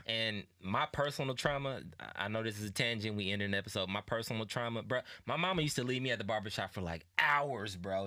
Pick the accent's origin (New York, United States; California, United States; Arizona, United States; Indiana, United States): Indiana, United States; Indianapolis; I'm from Indianapolis, right? We both are.